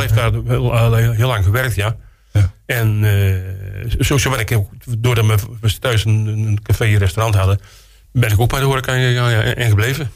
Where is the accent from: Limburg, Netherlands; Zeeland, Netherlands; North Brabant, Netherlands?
North Brabant, Netherlands; Kruisland; moved away as an adult; now in Roosendaal, Netherlands; ik kom uit Kruisland eigenlijk. En ik ben, na, na, mijn schooltijd ben ik in Roosendaal terechtgekomen.